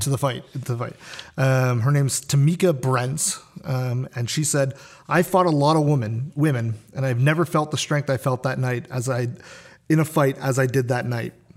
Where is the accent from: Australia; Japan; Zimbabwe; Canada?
Canada; I was born in Canada